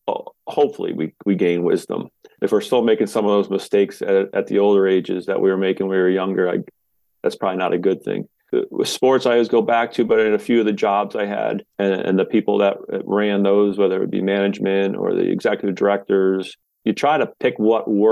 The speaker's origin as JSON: {"language": "English", "town": "Washington", "region": "Connecticut", "country": "United States", "tie": "born or raised there", "said": "grew up youngest of seven kids in a small town, small area here"}